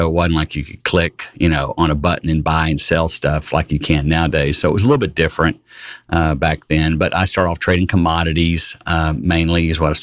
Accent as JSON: {"language": "English", "town": "Fort Worth", "region": "Texas", "country": "United States", "tie": "born or raised there", "said": "I was born and raised in the Dallas-Fort Worth area, in Fort Worth specifically"}